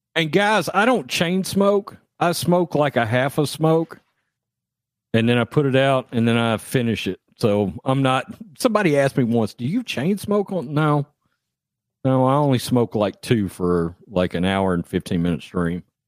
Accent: Texas, United States; I'm from Texas

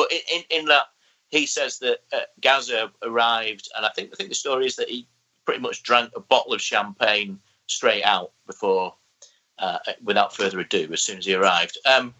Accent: North East England, United Kingdom; But, you know, it basically being a Geordie boy

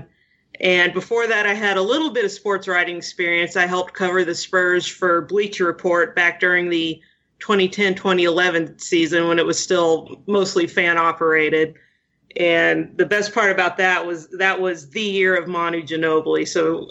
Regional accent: San Antonio, Texas, United States; also born or lived in College Station, Texas; I was born and raised in San Antonio

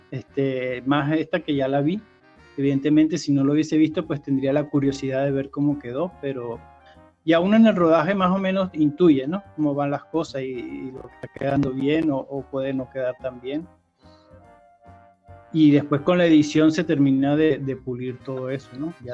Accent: Venezuela; porque son como nosotros, venezolanos

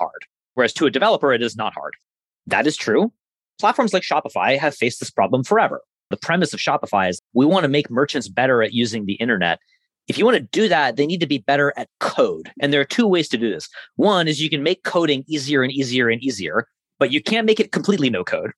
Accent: Burlington, Vermont, United States; from Burlington, Vermont, my hometown

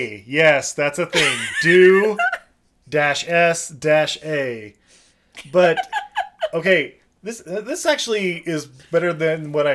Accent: United States; I'm American as fuck.

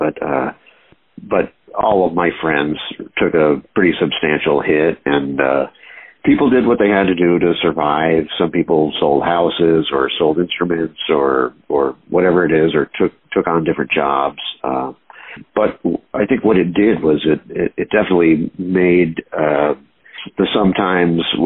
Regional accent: Binghamton, New York, United States; now in New York City, United States; I was born in Binghamton, New York, which kind of a middle of nowhere place

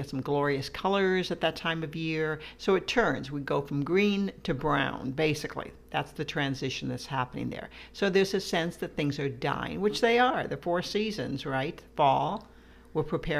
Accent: Midwest, United States; I grew up in the Midwest

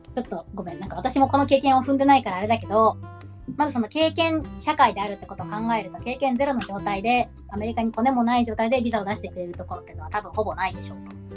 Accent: a landlocked prefecture in Kanto, Japan; moved away as an adult; also born or lived in Hawaii; now in Tokyo area, Japan; 私は某関東の海なし県出身でして海が身近にないという条件で育ったんです

